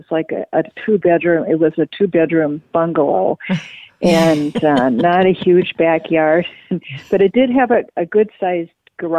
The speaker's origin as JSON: {"language": "English", "town": "Marquette", "region": "Michigan", "country": "United States", "tie": "born or raised there", "said": "when I was growing up in Marquette, Michigan"}